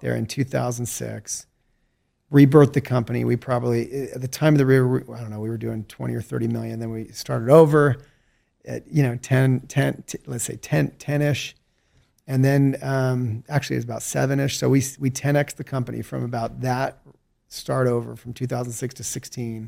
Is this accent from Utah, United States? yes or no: yes; Salt Lake City, Utah, United States; also born or lived in St. George, Utah / California / Mexico / China; I was born and raised in Salt Lake City, Utah